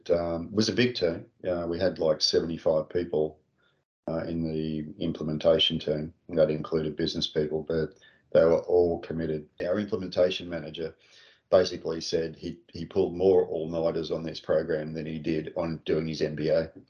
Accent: Sydney, New South Wales, Australia; In North Sydney, Mater yeah. Hospital.

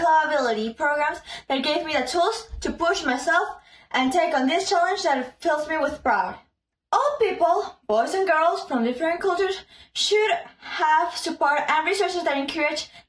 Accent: Peru; I'm 11 years old and I'm from Peru

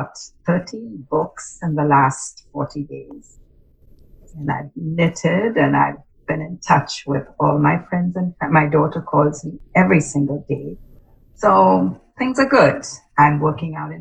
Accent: India; now in McMinnville, United States; I am originally from India. And that's my Indian name

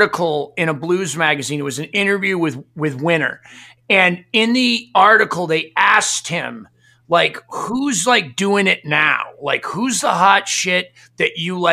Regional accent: Maine, United States; I grew up Catholic in Maine

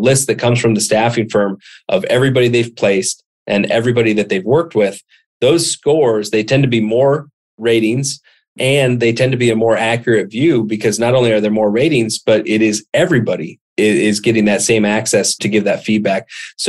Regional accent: Montana, United States; I grew up in Montana

